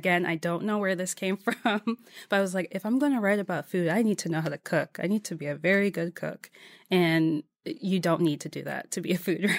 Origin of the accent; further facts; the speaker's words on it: Waldorf, Maryland, United States; also born or lived in Adelphi / Silver Spring; Yeah, so outside of D.C., first in Adelphi, Silver Spring area, and then in Waldorf, which is south of D.C.